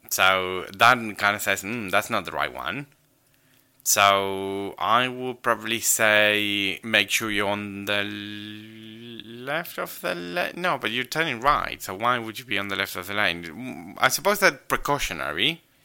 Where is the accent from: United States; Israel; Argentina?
Argentina; English is a second language; maybe it's because I grew up in Argentina, so for me, the Argentinian ones kind of make sense and the British don't.